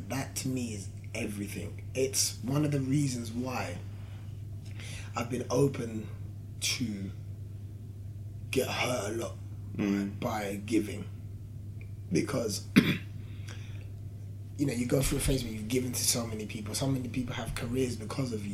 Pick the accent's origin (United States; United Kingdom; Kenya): United Kingdom; London; I'm from London.